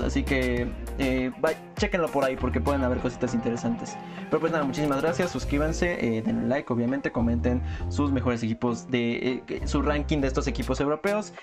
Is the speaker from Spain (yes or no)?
no; Mexico; como mexicanos